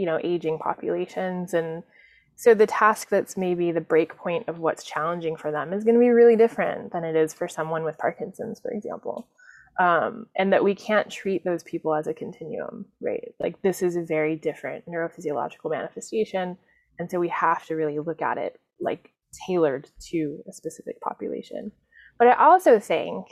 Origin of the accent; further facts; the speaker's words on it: New York City, New York, United States; I'm a New Yorker